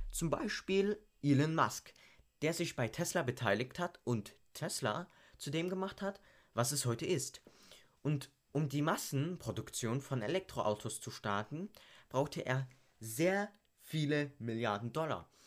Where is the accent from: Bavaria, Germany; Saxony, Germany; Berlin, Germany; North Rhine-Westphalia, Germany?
Saxony, Germany; Leipzig; Und ich komme ursprünglich aus Leipzig und die Börse am sogenannten Naschmarkt steht bereits seit 1678.